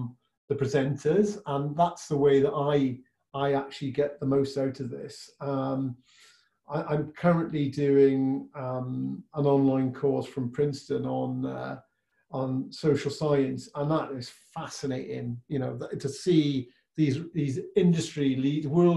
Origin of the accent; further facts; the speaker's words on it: Welsh, Wales, United Kingdom; being Welsh